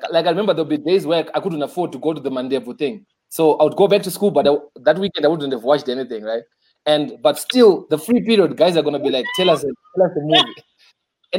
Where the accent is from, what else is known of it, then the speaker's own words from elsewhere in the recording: Zimbabwe; I grew up in Cheetown